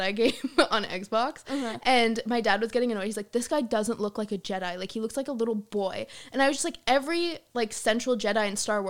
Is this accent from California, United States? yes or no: yes; Ladera Ranch, California, United States; moved away as an adult; also born or lived in San Juan Capistrano, California; now in Los Angeles, United States; I'm from Ladera Ranch.